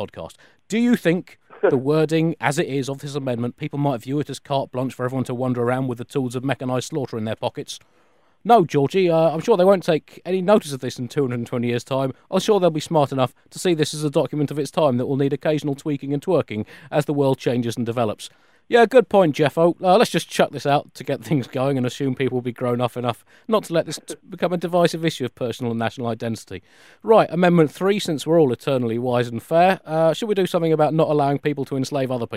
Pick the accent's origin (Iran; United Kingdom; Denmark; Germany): United Kingdom; as British consumers